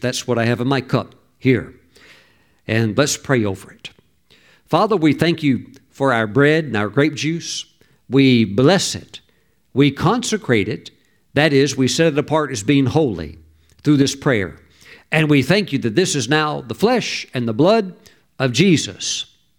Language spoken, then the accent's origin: English; the South, United States; moved away; back when I was raised in the South, when I was younger